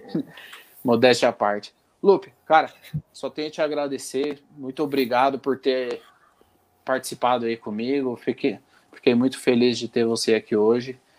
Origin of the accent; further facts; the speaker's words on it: Santo André, São Paulo, Brazil; é criado em Santo André, fui criado, inclusive eu fui criado junto com ele com no Jaçatuba